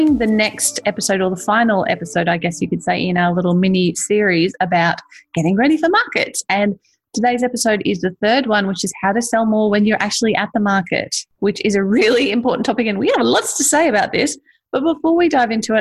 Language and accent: English; Australia; accent: Ocker; I have a bit more of an Ocker accent than you